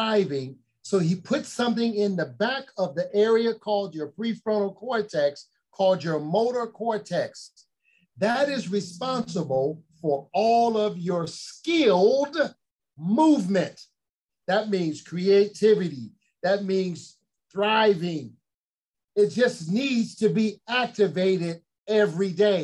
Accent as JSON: {"language": "English", "town": "Chicago", "region": "Illinois", "country": "United States", "tie": "born or raised there", "said": "I grew up in Chicago"}